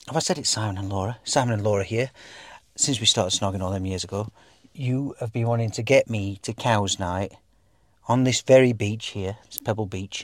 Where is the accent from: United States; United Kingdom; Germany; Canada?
United Kingdom; England; also born or lived in Dubai; we are English.